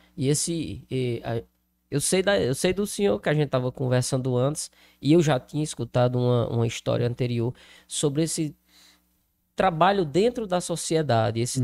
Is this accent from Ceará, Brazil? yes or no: yes; Crato, Ceará, Brazil; now in Juazeiro do Norte, Brazil; Eu sou do Crato, Hoje moro no Juazeiro, mas morei ali, inclusive, na Vila Alta, muito próximo ao Santa Teresa